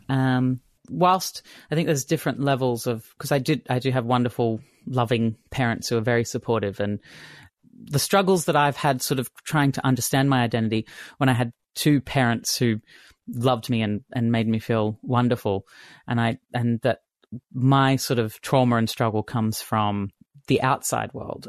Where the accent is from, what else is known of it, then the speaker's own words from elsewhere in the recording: Brisbane, Queensland, Australia; moved away as an adult; also born or lived in Sydney; I grew up in Brisbane